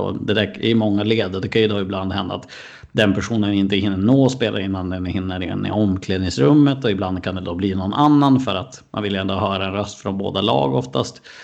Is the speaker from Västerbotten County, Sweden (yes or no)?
yes; Skellefteå, Västerbotten County, Sweden; also born or lived in Umeå; Jag är född i Skellefteå och så flyttade jag dit mm. 2010 för att, för att plugga